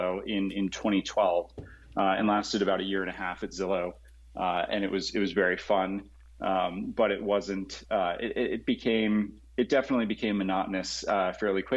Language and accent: English; Colorado, United States; moved away as an adult; also born or lived in San Jose, California / Los Angeles, California / San Mateo, California; I was born in San Jose, and then left when I was growing up in Colorado, and then went to college in Los Angeles and came back